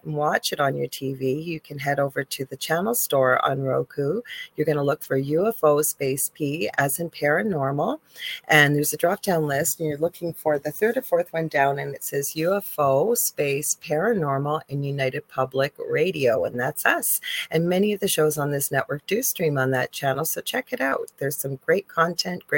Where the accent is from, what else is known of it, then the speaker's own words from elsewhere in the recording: Canada; I'm a Canadian spiritual medium